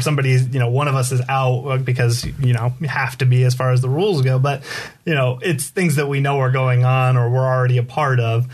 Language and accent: English; Poway, California, United States; also born or lived in La Mesa, California; I was born in Southern California, so mm-hmm. I'm from San Diego.